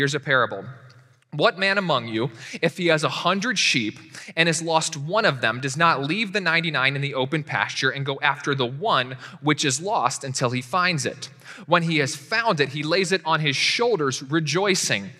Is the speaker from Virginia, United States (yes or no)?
yes; Winchester, Virginia, United States; moved away; I remember growing up in my little town, Winchester, Virginia. That's where I was raised.